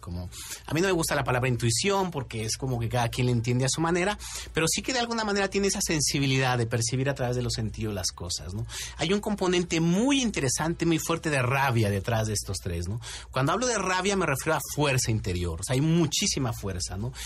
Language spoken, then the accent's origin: Spanish; Mexico; a muchos de nosotros como mexicanos nos gusta el picante